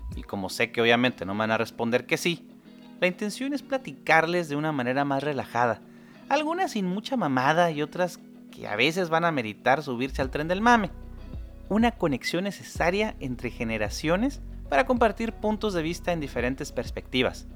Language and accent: Spanish; Mexico